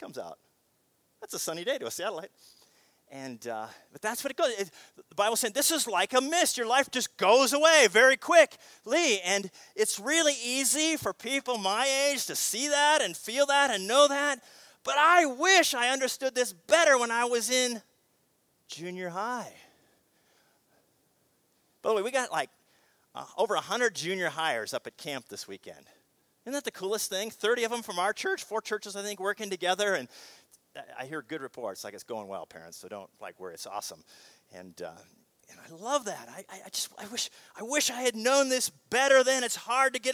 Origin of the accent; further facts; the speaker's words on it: Seattle, Washington, United States; Growing up in Seattle